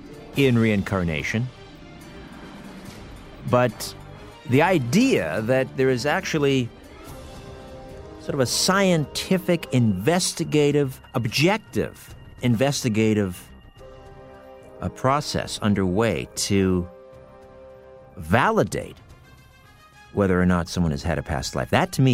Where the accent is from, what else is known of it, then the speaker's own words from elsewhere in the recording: Brantford, Ontario, Canada; We grew up in Brantford, Ontario, many years ago.